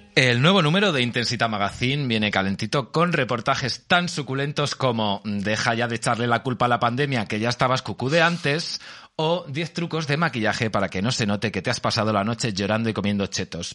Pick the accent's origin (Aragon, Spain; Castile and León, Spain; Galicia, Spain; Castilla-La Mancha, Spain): Castilla-La Mancha, Spain; Albacete; yo soy de Albacete